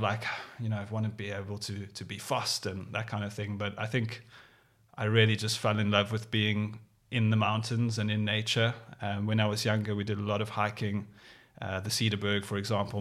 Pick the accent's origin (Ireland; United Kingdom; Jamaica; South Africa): South Africa; Cape Town, Western Cape; growing up in Cape Town